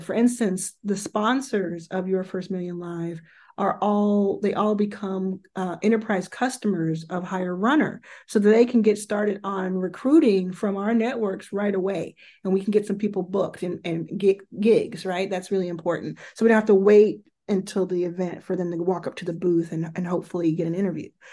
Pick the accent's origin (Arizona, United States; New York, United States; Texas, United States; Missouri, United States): Texas, United States; Dallas; also born or lived in Jackson, Mississippi; I was born in Jackson, Mississippi, which is where my mother grew up and where uh, all of her family still lives. And I was raised from very early in Dallas, Texas